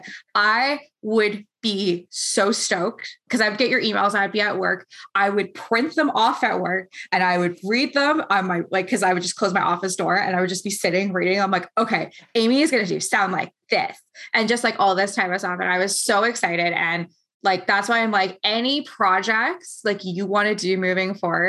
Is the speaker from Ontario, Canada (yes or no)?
yes; Ontario, Canada; I'm from Canada